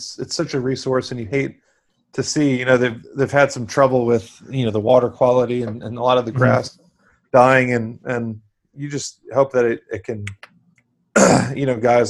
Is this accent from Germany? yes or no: no; Florida, United States; moved away as an adult; now in Arizona, United States; I grew up in Florida. I live in Arizona